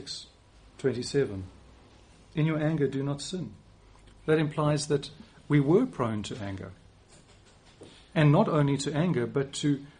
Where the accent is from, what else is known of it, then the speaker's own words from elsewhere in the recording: South Africa; moved away as an adult; now in England, United Kingdom; my accent probably won't change. I'm too old for that, at least not much. But I can choose, and I do choose, to use some different words here in England than I would use in South Africa